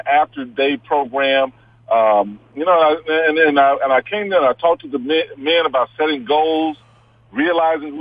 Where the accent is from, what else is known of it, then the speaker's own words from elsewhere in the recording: Houston, Texas, United States; also born or lived in Wyoming; I grew up in Houston, Texas.